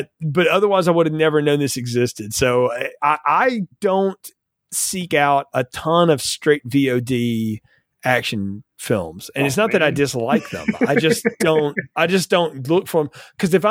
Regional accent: the South, Southern United States, United States; accent: Southern; as a Southerner

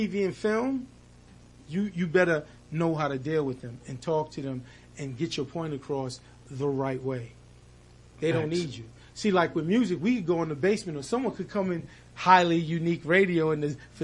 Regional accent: New York City, New York, United States; we grew up in Jamaica, Queens, Hollis

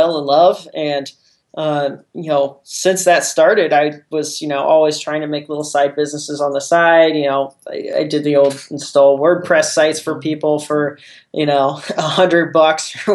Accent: Jefferson City, Missouri, United States; also born or lived in Columbia, Missouri; I'm originally from Jeff City, Missouri, which is a conservative Midwest town. It's actually the capital of Missouri, some people don't realize. I grew up there

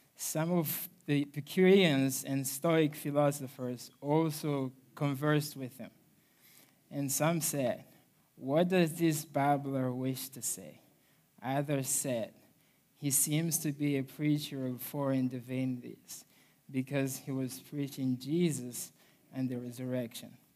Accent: Mozambique; moved away; I'm originally from Mozambique, Africa

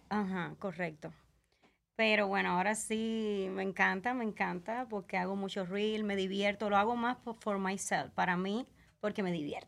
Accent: Camagüey, Cuba; now in Las Vegas, United States; Yo soy de Camagüey, Cuba

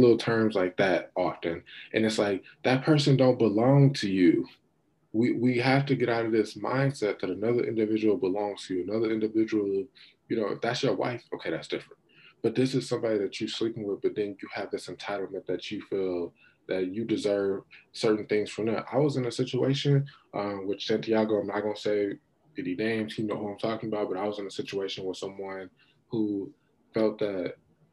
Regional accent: United States; I'm an American

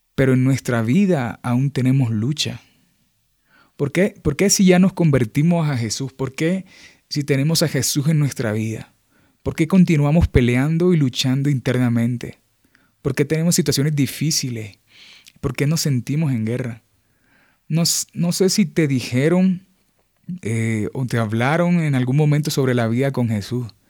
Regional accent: Montería, Córdoba, Colombia; moved away; soy de Montería, eh, Montería es una ciudad al norte de Colombia, eh, está en la región caribe colombiana. Crecí allá, estudié allá, me formé allá

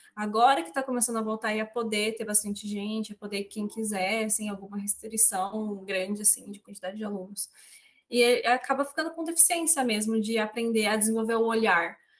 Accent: Presidente Prudente, São Paulo, Brazil; eu sou aqui da região do Oeste Paulista, né? De uma cidade muito curiosamente chamada de Presidente Prudente

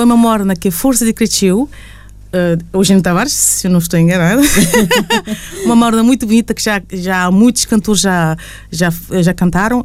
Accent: Castelão, Santiago Island, Cape Verde; now in Luxembourg; na Ilha Santiago, onde nasci

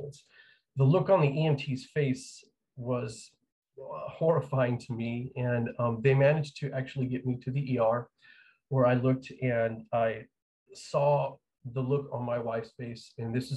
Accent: New Mexico, United States; moved away; I am from New Mexico. I grew up there

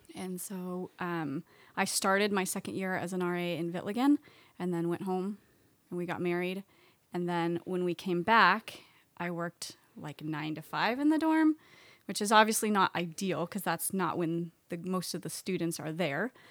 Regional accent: Oregon, United States; moved away as an adult; I was born in Oregon and grew up there

